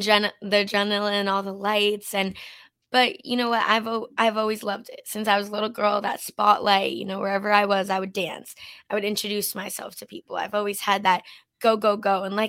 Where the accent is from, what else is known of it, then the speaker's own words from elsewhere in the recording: Canada; And I grew up in Canada as well. We're both Canadian. And when I was a little girl, you know, growing up in a small town in Canada